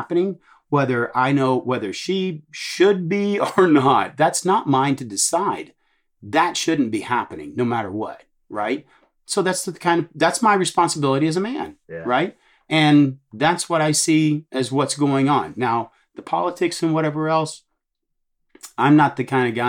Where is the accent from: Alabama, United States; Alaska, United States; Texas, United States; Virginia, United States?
Texas, United States; I'm from Texas